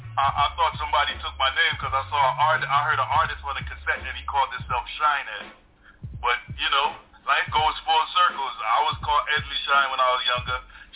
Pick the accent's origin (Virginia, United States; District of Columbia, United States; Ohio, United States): District of Columbia, United States; Washington; I was born in Washington, D.C., but my entire family before me was Jamaican. So, mother and father is Jamaican from Kingston, Southside.